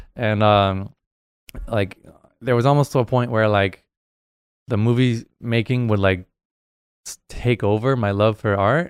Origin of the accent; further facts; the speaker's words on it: New Hampshire, United States; I grew up in New Hampshire, um, on the East Coast there